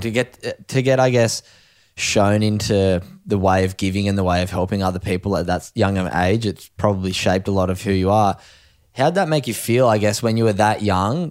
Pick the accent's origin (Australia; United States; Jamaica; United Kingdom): Australia; East Coast of Australia; the surf community in Australia, especially, I guess, along the East Coast, we've both grown up in it